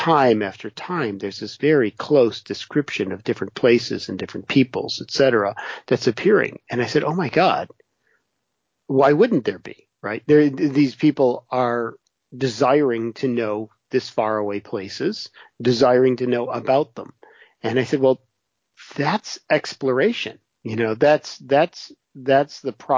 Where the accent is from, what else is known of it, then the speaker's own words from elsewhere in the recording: Wisconsin, United States; I was born and raised in Wisconsin.